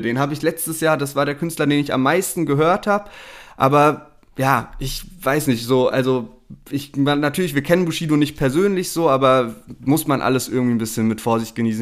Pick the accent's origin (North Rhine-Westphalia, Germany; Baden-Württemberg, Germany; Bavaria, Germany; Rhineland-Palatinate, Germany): Baden-Württemberg, Germany; Heidelberg; bei uns in Heidelberg